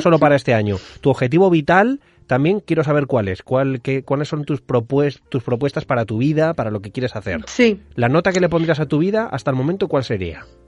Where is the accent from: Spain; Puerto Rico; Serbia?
Spain; Madrid, Community of Madrid; now in Mallorca, Spain; Yo estoy viviendo en Mallorca, soy madrileño, vivo en Mallorca